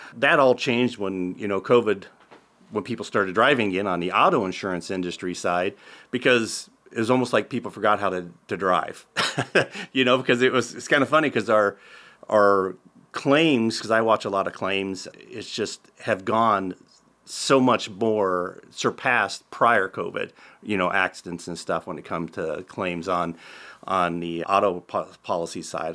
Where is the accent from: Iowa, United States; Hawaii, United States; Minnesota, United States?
Iowa, United States; Tabor; also born or lived in Council Bluffs, Iowa; I actually worked in a insurance office when in high school in Tabor, Iowa, where I'm from originally